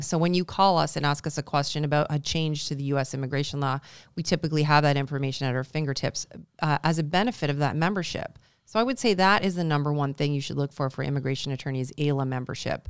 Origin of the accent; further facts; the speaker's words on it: Canada; now in Buffalo, United States; I'm Canadian